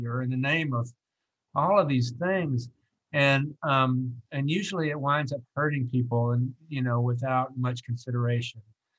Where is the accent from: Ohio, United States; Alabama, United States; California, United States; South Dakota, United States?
Alabama, United States; outside Birmingham; I was born in April of 1963, which is the precise moment outside Birmingham, Alabama